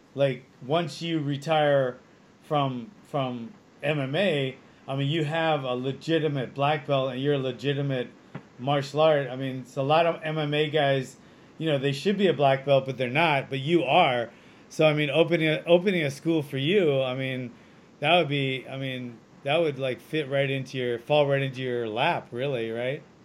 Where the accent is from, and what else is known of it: Hawaii, United States; born or raised there; moved away